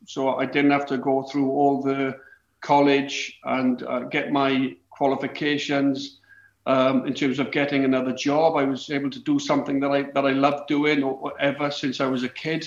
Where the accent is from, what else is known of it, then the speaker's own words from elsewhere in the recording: Wales, United Kingdom; growing up in Wales.